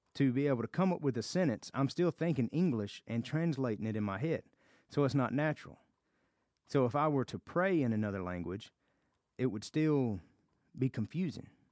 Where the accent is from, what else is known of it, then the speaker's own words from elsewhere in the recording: the South, United States; accent: Southern; I am from America, and I have a Southern accent.